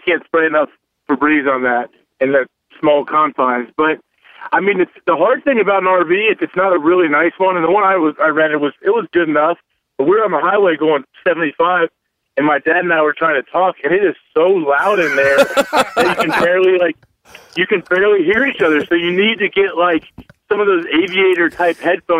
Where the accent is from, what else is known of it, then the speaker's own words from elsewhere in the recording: Ohio, United States; I'm from Ohio, so I appreciate them to bring me in even for a year.